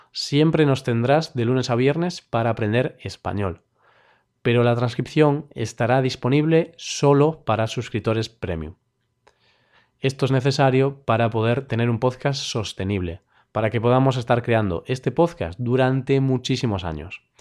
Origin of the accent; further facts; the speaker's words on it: Vigo, Galicia, Spain; Celta de Vigo, el equipo de mi tierra.